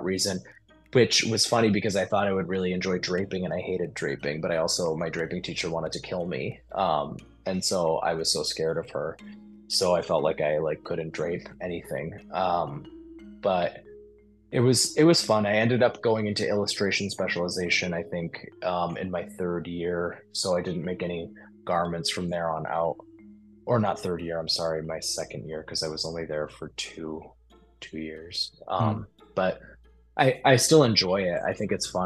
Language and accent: English; Salisbury, Massachusetts, United States; now in Chicago, United States; I grew up outside of Salem. I grew up in Salisbury, but my parents are from Beverly, Mass